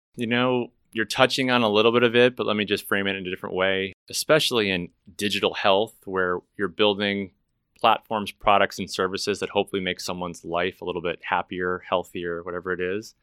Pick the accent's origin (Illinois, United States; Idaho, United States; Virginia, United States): Illinois, United States; Chicago; now in Dallas, United States; I'm not from Dallas. I'm originally from Chicago, as you know, but I moved to Dallas